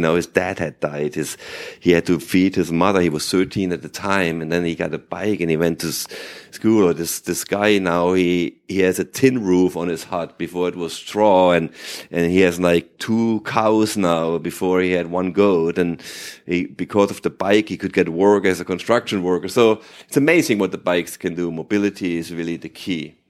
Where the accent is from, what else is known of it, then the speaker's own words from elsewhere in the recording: Germany; first language German; English is a second language; I grew up in Germany